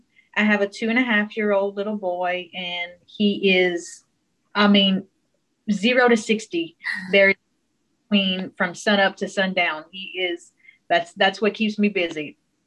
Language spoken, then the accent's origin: English; Hessmer, Louisiana, United States; accent: South Louisiana, Cajun; I am in Hesmer, Louisiana, in Avoyelles Parish, which is right smack dab in the middle of Louisiana. It's where I was born and raised, and I still live here with my family.